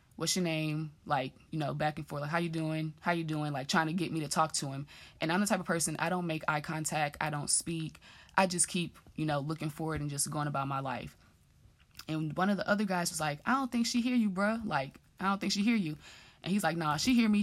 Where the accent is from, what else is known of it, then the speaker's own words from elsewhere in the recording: Dallas, Texas, United States; moved away as an adult; also born or lived in Grambling, Louisiana; growing up in Dallas